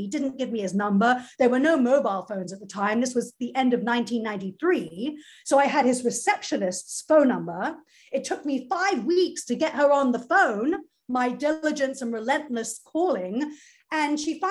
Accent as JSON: {"language": "English", "country": "United Kingdom", "also_born_or_lived": "London / Israel / Atlanta, Georgia / New York", "moved": "as an adult", "said": "I'm Jewish, you know, I'm a British Jew."}